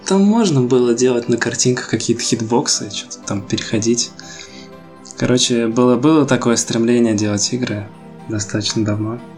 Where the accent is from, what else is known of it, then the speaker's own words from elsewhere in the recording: Ufa, Bashkortostan, Russia; я из Уфы, это такой не очень большой город-миллионник.